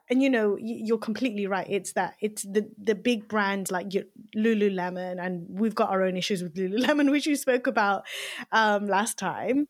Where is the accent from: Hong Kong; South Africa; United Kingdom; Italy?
United Kingdom; Leicester, East Midlands; I grew up in Leicester, um, in Belgrave